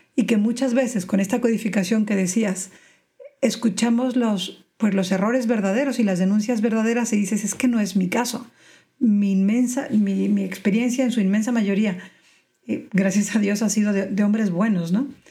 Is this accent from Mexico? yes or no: yes; Mexico; moved away as an adult; now in Spain; yo crecí en México, pero llevo 12 años en España